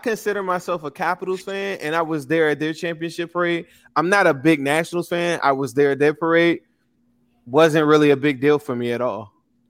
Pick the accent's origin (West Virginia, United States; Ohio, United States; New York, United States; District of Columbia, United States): District of Columbia, United States; Washington; I'm from DC.